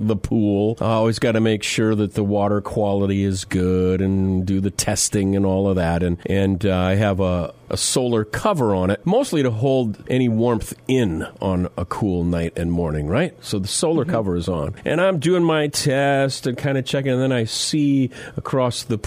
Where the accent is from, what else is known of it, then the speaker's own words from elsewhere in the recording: South Dakota, United States; I grew up in South Dakota.